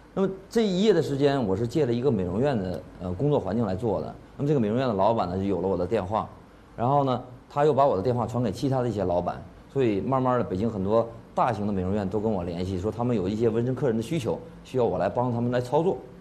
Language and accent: Chinese; China; 我是中国人